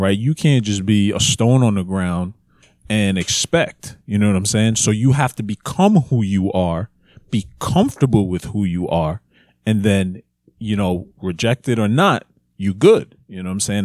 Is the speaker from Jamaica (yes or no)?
yes; Jamaica; we're Jamaican